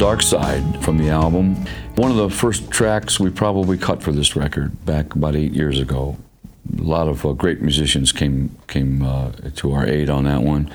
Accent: Ferguson, Missouri, United States; moved away; also born or lived in California; a guy who I grew up with in Ferguson, Missouri.

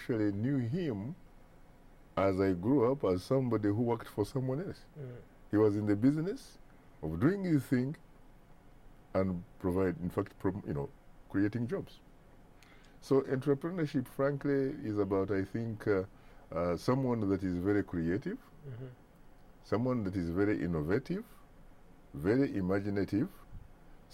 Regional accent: Kabale, Western Region, Uganda; as a kid growing up in Kabale, southwestern Uganda, I grew up under a man who was an entrepreneur

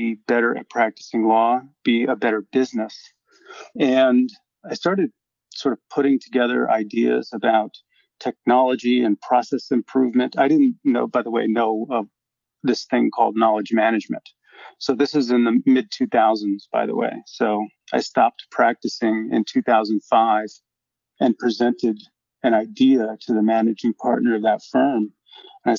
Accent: Syracuse, New York, United States; moved away as an adult; my hometown of Syracuse, New York

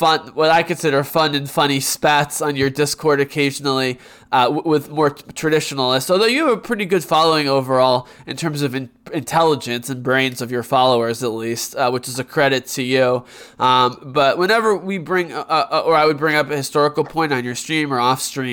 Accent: United States; me being American

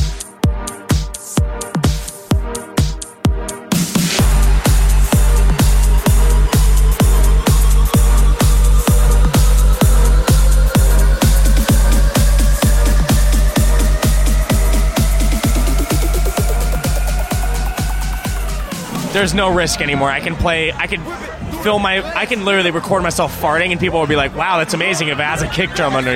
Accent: San Luis Obispo, California, United States; I'm from San Luis Obispo, California

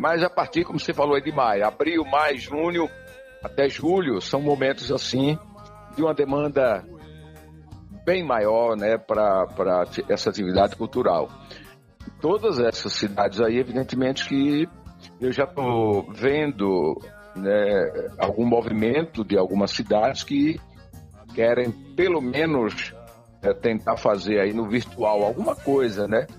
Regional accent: Curaçá, Bahia, Brazil; Eu sou baiano e natural de uma cidade, Curaçá, se você conhece, ao norte aqui do estado. E nasci num distrito que chama-se Barro Vermelho.

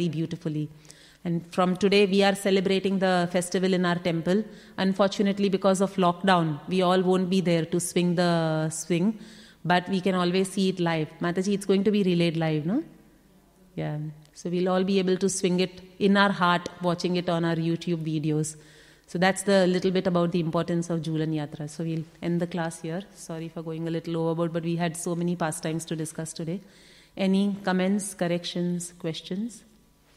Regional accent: Mumbai, Maharashtra, India; moved away; I come from Mumbai

